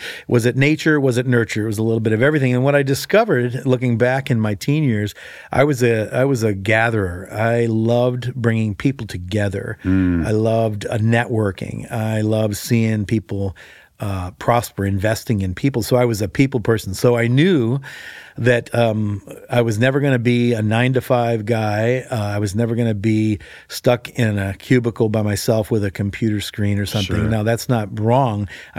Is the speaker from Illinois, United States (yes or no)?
yes; Chicago, Illinois, United States; I grew up in Chicago, and I wasn't a believer, and so I grew up in a pretty secular environment, big city, big high school, 4,000 kids